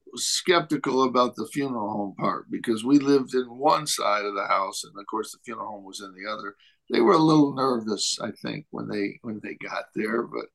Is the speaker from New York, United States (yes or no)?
yes; Lyons, New York, United States; moved away as an adult; I'm coming from Lyons, New York. There was one African-American family in Lyons.